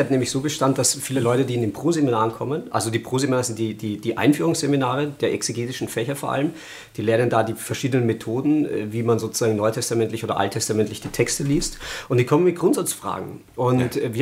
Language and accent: German; Austria; now in Germany; Ich bin ja Österreicher, also es